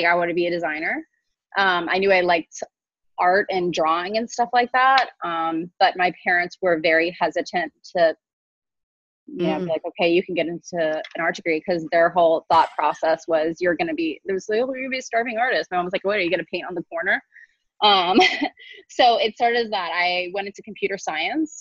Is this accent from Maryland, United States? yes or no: no; Houston, Texas, United States; moved away as an adult; also born or lived in Nigeria / Waco, Texas; now in Pensacola, United States; I was pretty much born and raised in Texas.